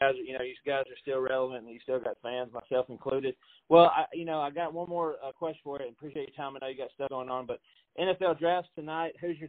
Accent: Franklin, Tennessee, United States; now in Nashville, United States; I'm a Nashville, well, not Nashville native. I was from Franklin

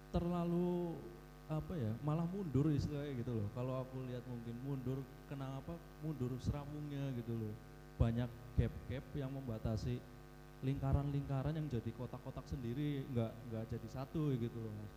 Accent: Purwokerto, Central Java, Indonesia; dari kecil ya aku daerah di Purwokerto

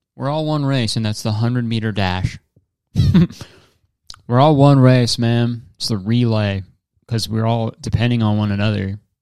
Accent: Canada; I'm a Canadian.

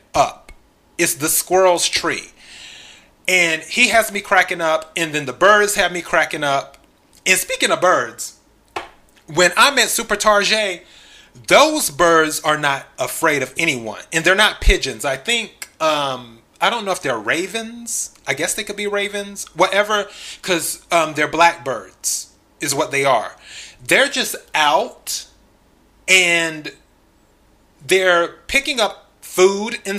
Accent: the Carolinas, United States; also born or lived in Los Angeles; now in Dallas, United States; I'm originally from the South. I'm originally from the Carolinas

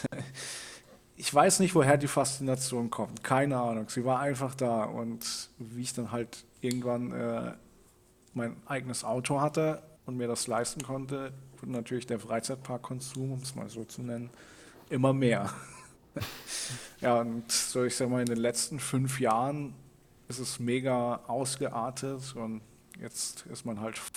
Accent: Rhineland-Palatinate, Germany; ich komme ja ursprünglich aus dem Pfälzerwald. Das ist etwa eine Stunde vom Holiday Park weg.

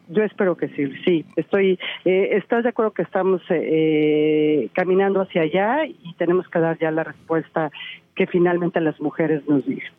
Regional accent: Toluca, State of Mexico, Mexico; mi capital de donde soy oriunda

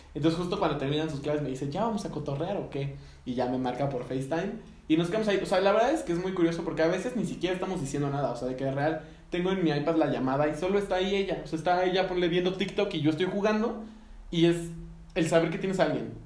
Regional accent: Mexico; a nosotros mexicanos

